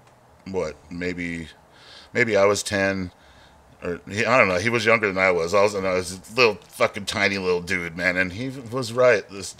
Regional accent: South San Francisco, California, United States; also born or lived in San Jose, California; I grew up in San Jose. Oh, you were in San Jose. Mexican boy. South boy. Chicano kid. And I eventually got shipped off to South San Francisco.

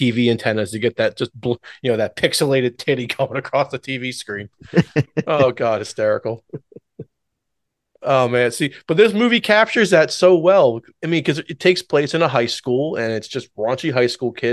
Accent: Warrington, Jamison, Warminster area, Pennsylvania, United States; when we were growing up in the Warrington, Jamison, Warminster area

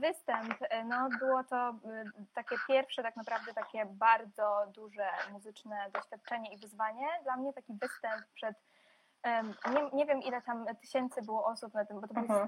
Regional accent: Poland; moved away as an adult; also born or lived in Belarus / Warsaw; now in London, United Kingdom; z pochodzenia Białorusinką, urodziłam się na Białorusi, ale całe swoje życie mieszkam w Polsce

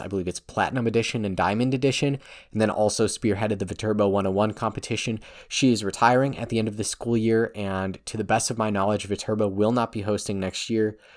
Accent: Northeast Wisconsin, United States; I'm from the Northeast

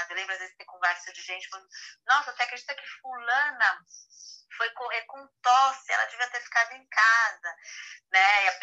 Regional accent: São Paulo, Brazil; moved away; porque eu sou de São Paulo.

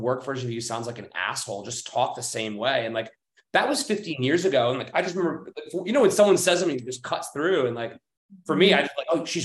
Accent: United States; I'm American, as about as American as they come

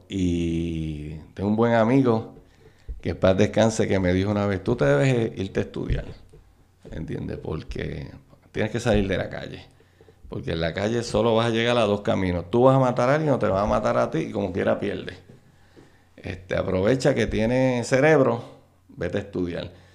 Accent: Carolina, Puerto Rico; yo soy natural de Carolina, este, del barrio, nacido y criado en el barrio Trapo de Carolina

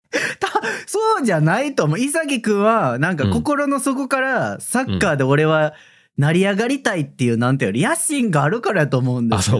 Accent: Kyoto, Japan; 私がね、京都出身でございまして

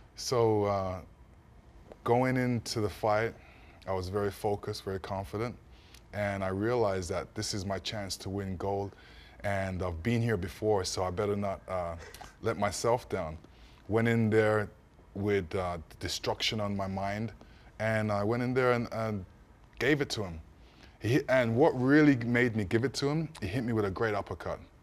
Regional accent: Canada; also born or lived in East London, England; I was born in England, raised in Canada

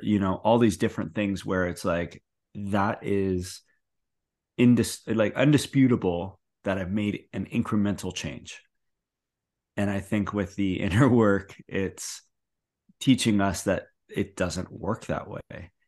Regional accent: Canada; I say process, 'cause I'm from Canada

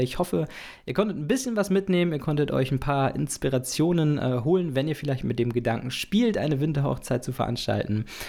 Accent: the North, Northern Germany, Germany; ich komme aus aus dem Norden

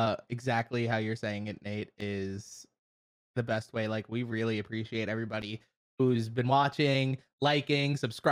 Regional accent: Long Island, New York, United States; moved away; Born and raised in New York, Long Island, Suffolk County.

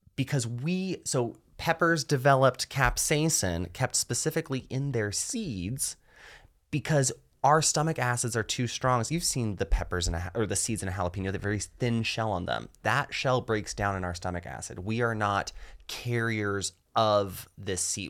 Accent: rural North Georgia, United States; the town I grew up in here in Georgia

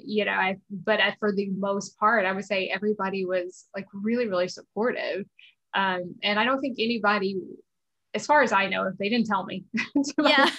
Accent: South Georgia, United States; moved away as an adult; also born or lived in Pennsylvania; we grew up in South Georgia

